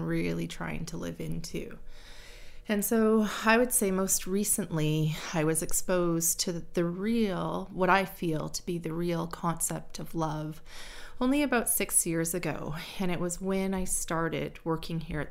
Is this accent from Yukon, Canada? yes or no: yes; Yukon, Canada; I was born and raised in the Yukon, and I'm a member of the Champaign and Ajax First Nations